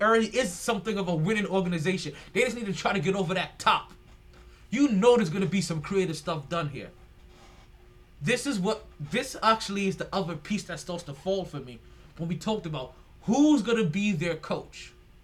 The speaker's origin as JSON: {"language": "English", "region": "New York", "country": "United States", "said": "as a Yankees fan, as a New Yorker"}